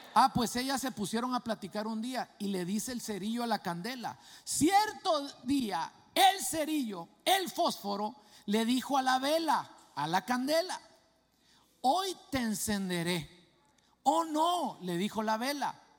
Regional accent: Guatemala; moved away; eso me pasaba a mí en mi país, en Guatemala

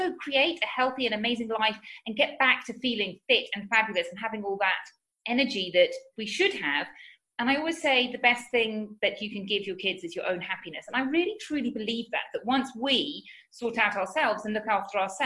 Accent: United Kingdom; moved away as an adult; now in Spain; as you can tell from my accent, I'm from the UK

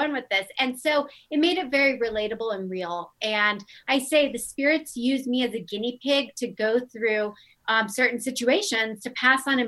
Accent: Omaha, Nebraska, United States; also born or lived in Santa Monica, California; now in Denver, United States; I'm from Omaha, Nebraska

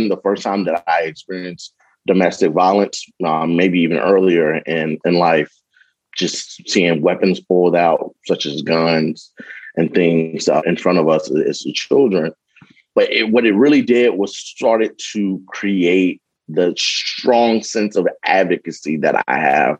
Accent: St. Louis, Missouri, United States; Born and raised in St. Louis, Missouri

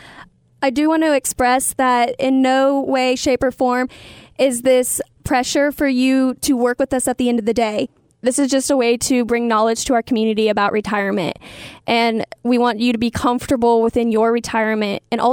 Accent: Kansas, United States; moved away as an adult; now in Kentucky, United States; I was born and raised in Kansas.

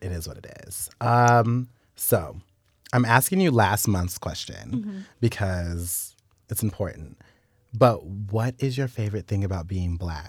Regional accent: Wichita, Kansas, United States; because we're both from Wichita

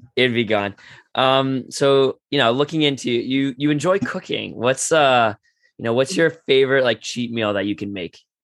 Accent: Toronto, Ontario, Canada; I grew up in Toronto

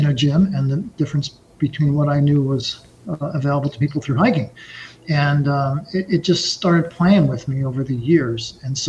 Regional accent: Brooklyn, New York, United States; born there; I was born in Brooklyn, about the flattest place you can imagine.

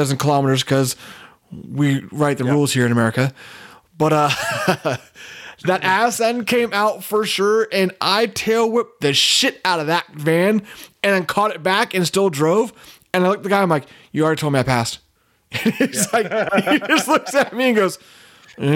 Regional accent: Petaluma, California, United States; my hometown of Petaluma

